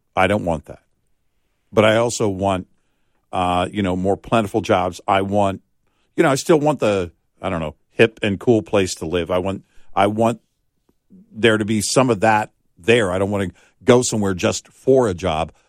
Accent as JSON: {"language": "English", "region": "Texas", "country": "United States", "tie": "born or raised there", "said": "growing up in Texas, Look, we were living in a small town"}